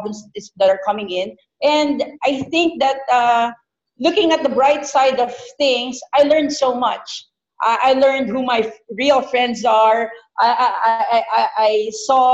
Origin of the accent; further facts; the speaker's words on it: Philippines; moved away as an adult; also born or lived in Doha, Qatar; being a Filipina